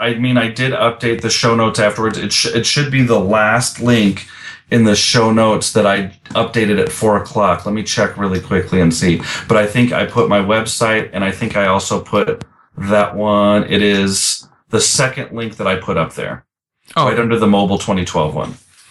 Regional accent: Chicago, Illinois, United States; also born or lived in Alaska / Las Vegas; now in Texas, United States; I'm from Chicago.

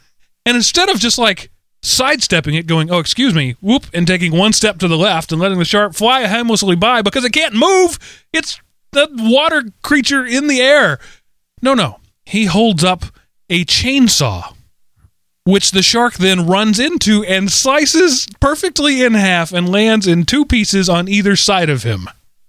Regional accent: Texas, United States; I'm from Texas. We still have metal slides with chainsaws at the bottom of them. We don't worry about that in Texas.

